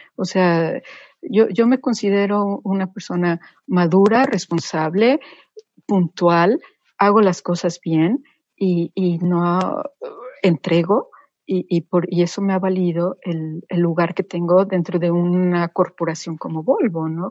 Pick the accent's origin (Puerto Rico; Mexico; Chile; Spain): Mexico; moved away; somos mexicanos en el extranjero y somos embajadores de tiempo completo